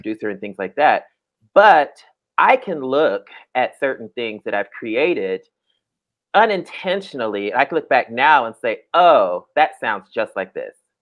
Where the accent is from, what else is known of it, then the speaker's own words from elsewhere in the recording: Dayton, Ohio, United States; moved away as an adult; also born or lived in Atlanta; I'm from Ohio